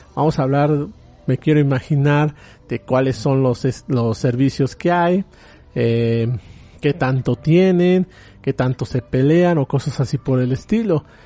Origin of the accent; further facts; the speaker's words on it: Mexico; en mi país